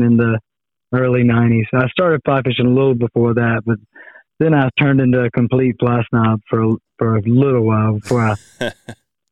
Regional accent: Manning, South Carolina, United States; moved away as an adult; now in Charleston, United States; I grew up, you know, bass fishing in ponds too around my hometown of Manning, South Carolina.

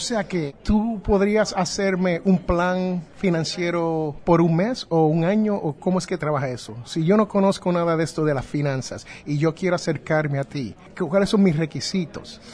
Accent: New Jersey, United States; allá en mi barrio, eh, donde yo nací en New Jersey

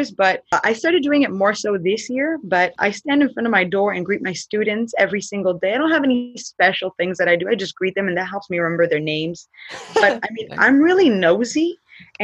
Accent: San Fernando, California, United States; I'm from the San Fernando Valley, city of San Fernando, and the school is San Fernando High School.

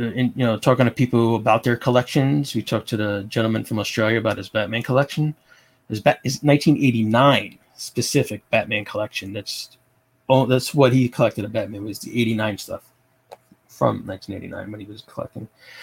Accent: New Jersey, United States; I'm from Jersey

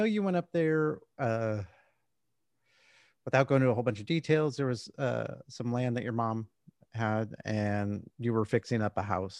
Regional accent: Southern California, United States; now in San Antonio, United States; I grew up in Southern California.

